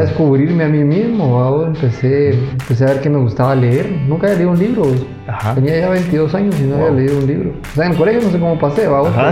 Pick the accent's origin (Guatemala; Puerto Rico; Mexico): Guatemala; Monterrico, Santa Rosa; Yo crecí ahí hasta que lo vendieron el hotel cuando tenía como 10 años